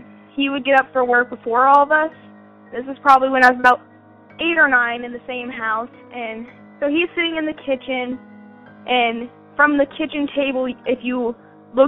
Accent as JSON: {"language": "English", "town": "Wichita", "region": "Kansas", "country": "United States", "said": "I'm from Wichita, Kansas, and I'm 16 years old"}